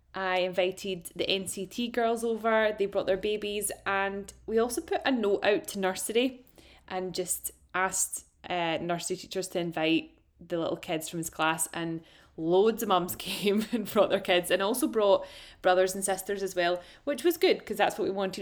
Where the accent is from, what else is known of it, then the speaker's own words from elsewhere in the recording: Ayrshire, Scotland, United Kingdom; accent: Glasgow; also born or lived in Glasgow; I'm actually from Ayrshire. I'm a Glaswegian in disguise, but I fully identify as Glaswegian.